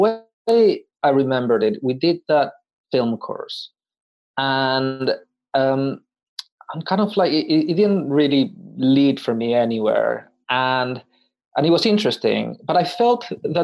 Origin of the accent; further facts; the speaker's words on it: Paraguay; moved away; I would say, from Paraguay